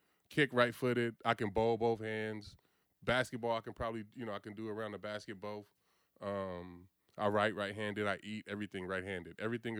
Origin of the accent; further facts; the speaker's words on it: Vallejo, California, United States; So I grew up in the Crest.